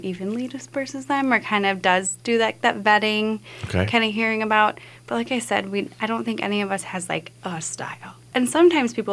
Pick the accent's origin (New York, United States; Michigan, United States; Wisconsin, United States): Wisconsin, United States; I'm from the Midwest, too